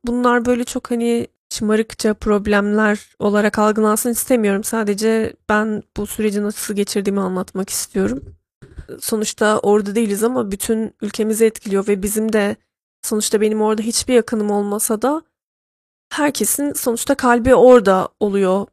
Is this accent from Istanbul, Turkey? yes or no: no; Trabzon, Turkey; born or raised there